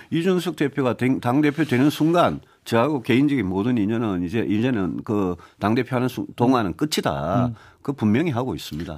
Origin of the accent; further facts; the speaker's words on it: South Korea; 대구 경북 에서 태어나서 거기서 정치를 오래 한